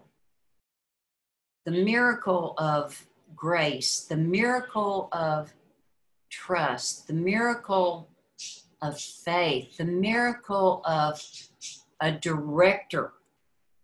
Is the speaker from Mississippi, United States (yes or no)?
yes; Mississippi, United States; We grew up in Mississippi.